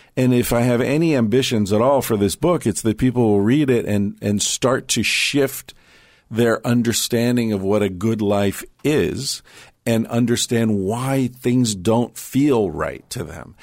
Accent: United States; moved away as an adult; also born or lived in Spain; I was struck as an American living in Spain

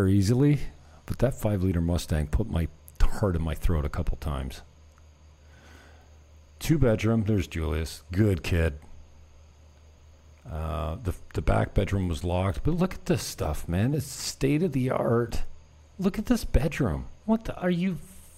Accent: Niagara, Ontario, Canada; moved away; I come from the Great White North

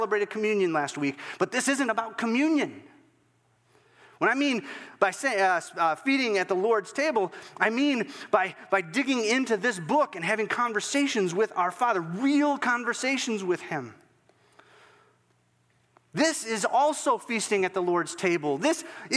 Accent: Northwest Iowa, United States; I'm just a little guy growing up in Northwest Iowa

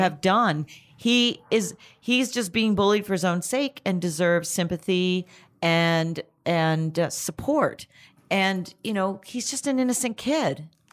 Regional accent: Canada; now in United States; I'm Canadian originally

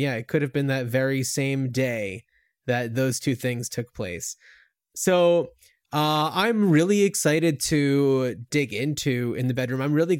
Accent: East Coast, United States; And we grew up on the East Coast, and when I was in high school and like looking at colleges, I think that I only ever made it as far as New Hampshire

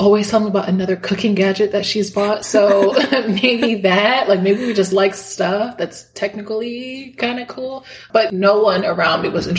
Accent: New York, United States; also born or lived in Miami, Florida; Yes, I was born in Miami, Florida. to two parents. They came from Dominican Republic, so both of them were immigrants. And then I mostly grew up with my mom and my sister. We moved from Miami to different parts of New York State.

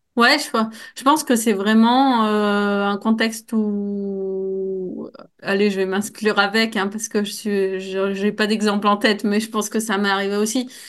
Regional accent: Grenoble, Auvergne-Rhône-Alpes, France; en tant que Grenoblois

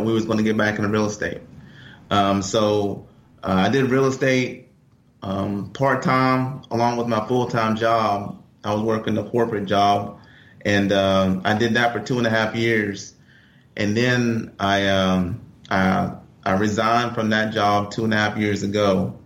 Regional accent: Charleston, West Virginia, United States; also born or lived in Atlanta; I grew up here in Charleston

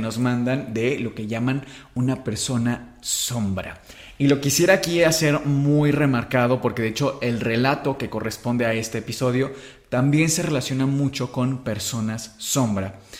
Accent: Mexico

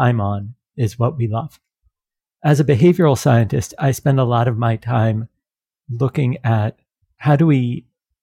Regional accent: United States; I'm American.

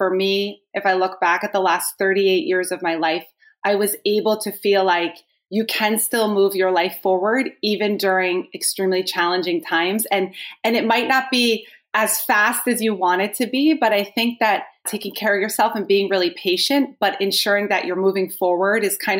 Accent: New Jersey, United States; I am from New Jersey

